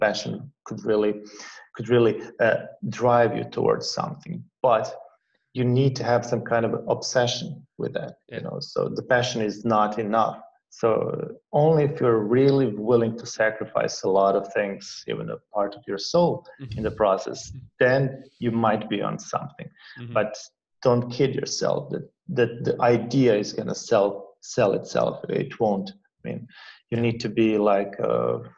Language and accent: English; Croatia; Croatia. That's where like my country is from, where I'm from. And I had a very cool and easygoing childhood